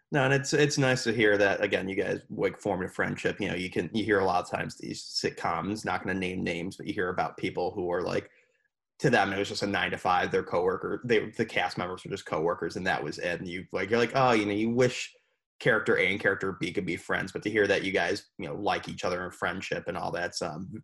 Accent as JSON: {"language": "English", "town": "Buffalo", "region": "New York", "country": "United States", "said": "Buffalo, New York."}